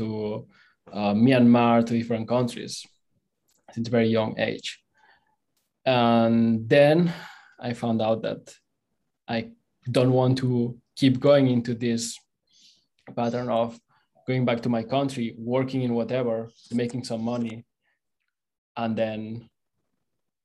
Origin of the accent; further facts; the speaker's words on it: Barcelona, Catalonia, Spain; English is a second language; moved away as an adult; I'm originally from Barcelona